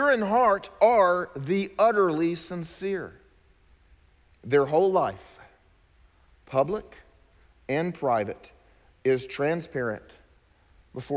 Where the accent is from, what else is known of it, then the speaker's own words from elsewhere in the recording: South Carolina, United States; I was from South Carolina